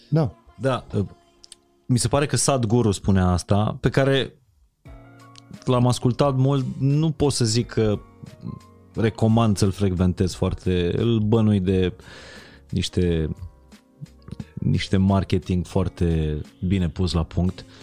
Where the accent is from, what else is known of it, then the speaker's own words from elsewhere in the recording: Transylvania, Romania; Cine observă că eu sunt ardelean?